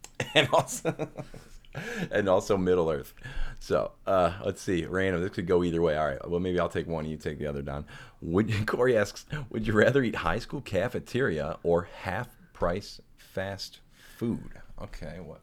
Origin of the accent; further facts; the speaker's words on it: St. Louis, Missouri, United States; my hometown of Saint Louis, Missouri